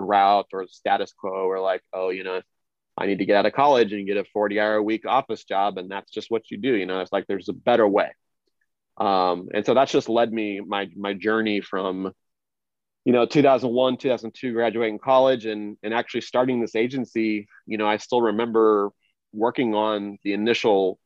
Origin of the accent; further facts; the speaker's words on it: Kansas City, Missouri, United States; I grew up in Kansas City, Missouri, you know, where the Chiefs of the Orioles are, in the Midwest